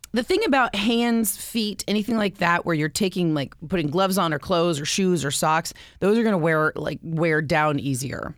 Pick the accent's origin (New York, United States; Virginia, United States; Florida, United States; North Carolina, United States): Florida, United States; growing up in Florida